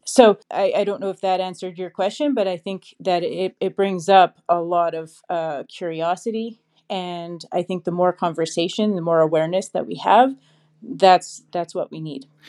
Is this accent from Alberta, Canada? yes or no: no; Saskatchewan, Canada; I grew up in Saskatchewan, Canada